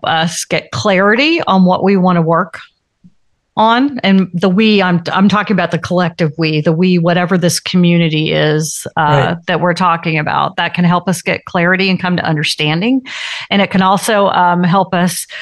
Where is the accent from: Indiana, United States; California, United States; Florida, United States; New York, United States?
Florida, United States; now in Georgia, United States; I was born in Florida and have lived in Georgia a million years